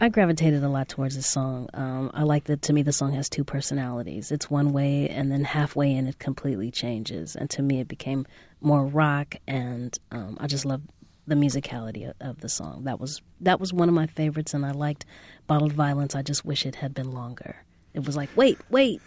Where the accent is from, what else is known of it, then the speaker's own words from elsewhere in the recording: Los Angeles, California, United States; I grew up in South Central, right on 60th and Crenshaw